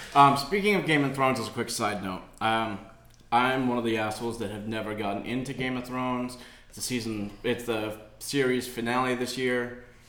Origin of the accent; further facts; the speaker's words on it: Boston, New England, United States; me growing up in New England, New Boston, I was a Celtics fan